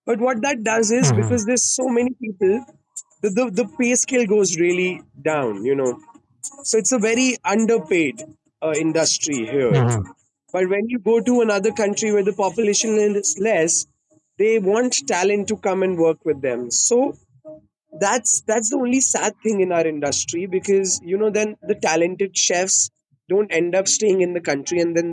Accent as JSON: {"language": "English", "country": "India", "said": "I'm from India"}